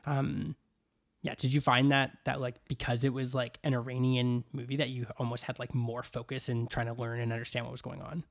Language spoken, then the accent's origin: English; Vancouver, British Columbia, Canada; my hometown